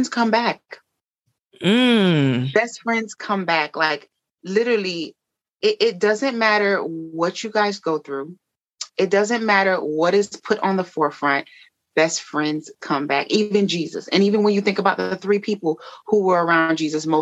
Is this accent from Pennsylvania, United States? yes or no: no; Miami, Florida, United States; I'm from Miami